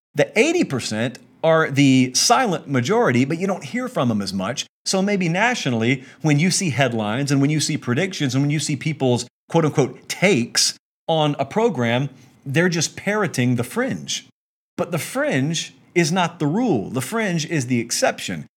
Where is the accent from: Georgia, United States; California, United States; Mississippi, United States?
Georgia, United States; West Central; I'm from West Central Georgia